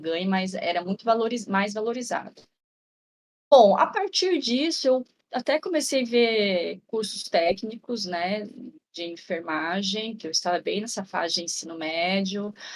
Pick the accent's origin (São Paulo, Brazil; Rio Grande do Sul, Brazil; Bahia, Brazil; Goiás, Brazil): São Paulo, Brazil; Ourinhos; now in Marília, Brazil; eu nasci em Ourinhos, eu moro em Marília, interior de São Paulo hoje